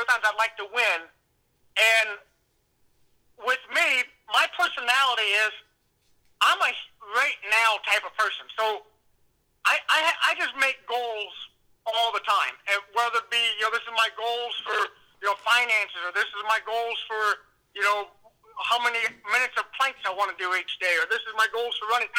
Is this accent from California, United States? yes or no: no; Missouri, United States; moved away; where I grew up in Missouri